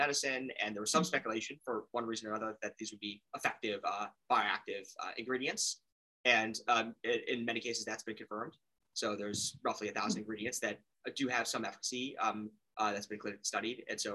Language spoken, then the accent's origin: English; Chicago, Illinois, United States; I grew up in Chicago, still live there